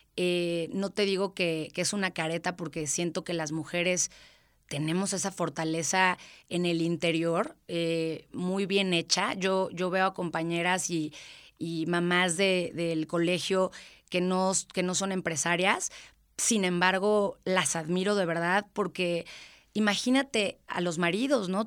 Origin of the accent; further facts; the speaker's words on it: Querétaro, Mexico; yo soy orgullosamente queretana. Este, mis papás no son queretanos, pero yo soy totalmente queretana